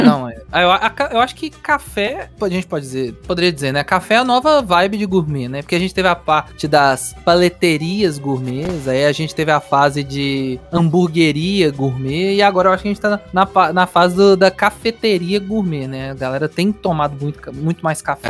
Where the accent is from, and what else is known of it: Minas Gerais, Brazil